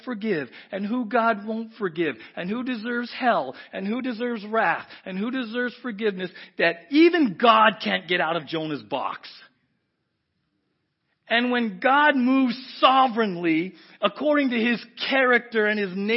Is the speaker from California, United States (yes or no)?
yes; San Diego, California, United States; moved away; I grew up in South San Diego